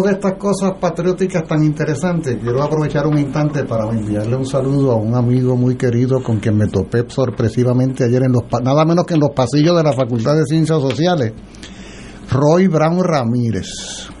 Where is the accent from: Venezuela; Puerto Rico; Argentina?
Puerto Rico; la América insular, que somos nosotros